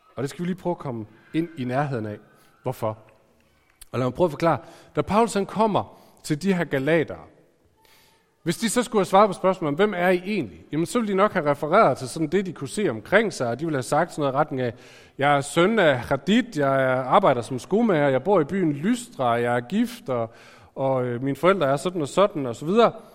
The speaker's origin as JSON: {"language": "Danish", "town": "Aarhus", "region": "Central Denmark Region", "country": "Denmark", "tie": "born or raised there", "said": "jeg er født i Aarhus"}